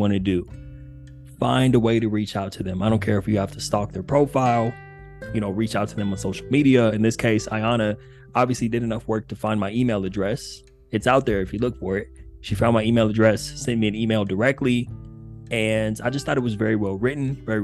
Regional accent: Upland, California, United States; moved away; Pomona is near where I grew up in Upland, California

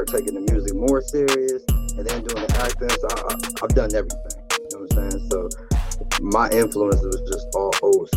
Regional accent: Canton, Ohio, United States; I'm from Canton, Ohio

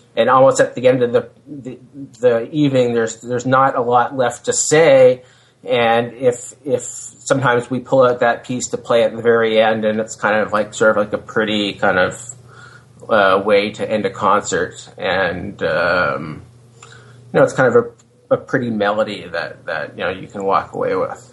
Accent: Hamilton, Ontario, Canada; also born or lived in United States; I was living back in my hometown of Hamilton, Ontario

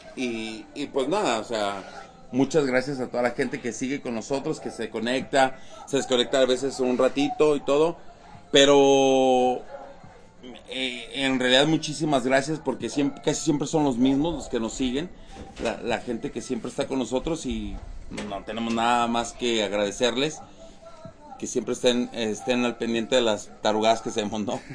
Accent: Mexico; todos lo llevamos como mexicanos

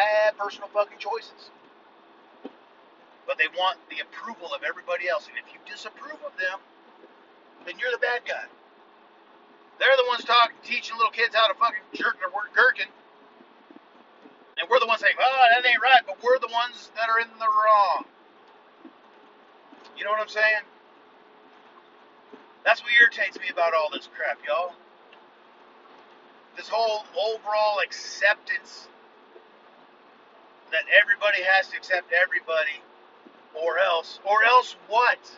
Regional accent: United States; I am an American

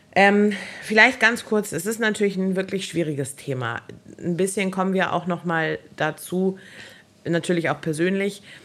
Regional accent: Germany; ich bin halt urdeutsch. Also ich bin in Deutschland geboren

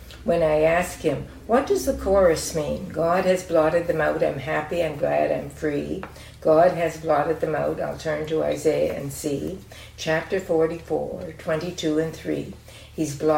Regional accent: Barrie, Ontario, Canada; moved away as an adult; also born or lived in Dundas, Ontario / Andhra Pradesh, India / New Brunswick; now in Greenwich, Canada; I grew up in Collier Street Fellowship Baptist Church in Barrie, Ontario, from 1940 to 1953. From 1940 to 1951, I attended church and Sunday school regularly with my parents.

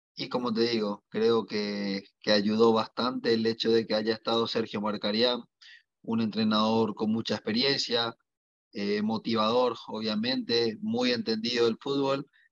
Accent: Paraguay; moved away as an adult; also born or lived in Mexico

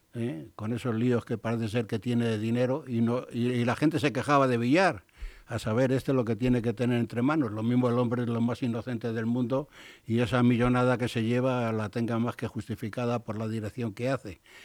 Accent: Spain; soy un español que la R no lo pronunciado

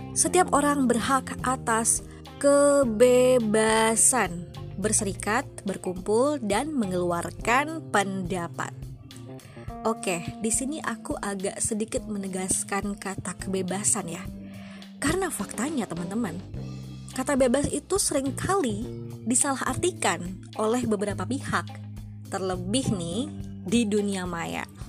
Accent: Bengkulu, Indonesia; asalku dari Bengkulu

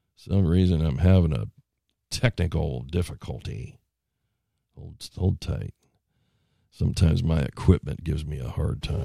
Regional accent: United States; I'm an American

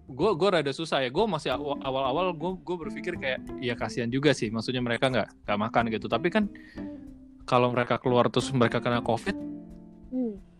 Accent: Jakarta, Indonesia; Gua gua gua mewakili kota gue aja orang-orang Jakarta mungkin banyak yang bandel.

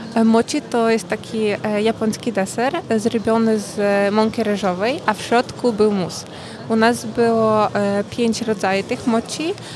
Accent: Ukraine; moved away; z Ukrainy

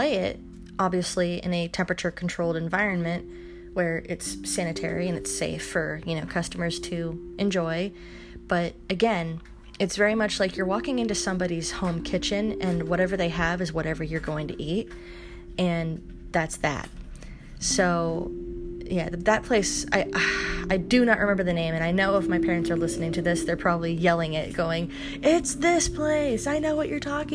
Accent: Los Angeles, California, United States; moved away as an adult; also born or lived in Bay Area, California; now in Oregon, United States; my dad and I moved to Los Angeles in 2006, where he remarried, and I lived there for 10 years

